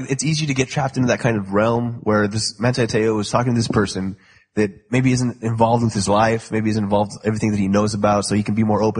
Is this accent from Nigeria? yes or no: yes; Nigeria; Plus, I'm Nigerian.